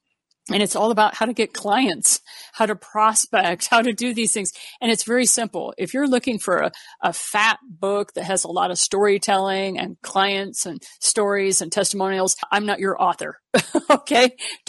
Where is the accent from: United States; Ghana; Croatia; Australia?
United States; Missouri; I am from Southern Missouri. So, yeah, that fits right in with my background.